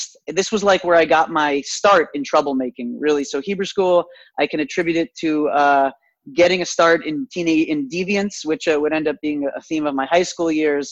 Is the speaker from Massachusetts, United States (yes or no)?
no; Tucson, Arizona, United States; I grew up in Tucson, Arizona